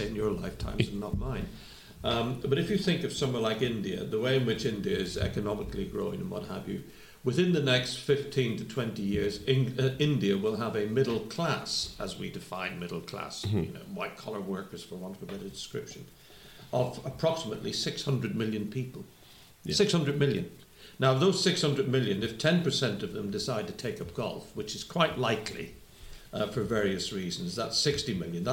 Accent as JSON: {"language": "English", "town": "Belfast", "region": "Northern Ireland", "country": "United Kingdom", "tie": "born or raised there", "said": "when I was growing up in Belfast"}